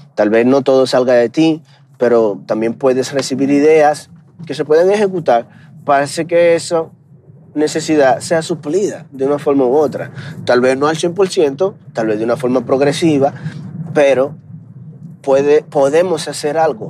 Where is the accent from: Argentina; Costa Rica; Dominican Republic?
Dominican Republic; also born or lived in United States; now in Mexico; aunque soy dominicano, vivo en México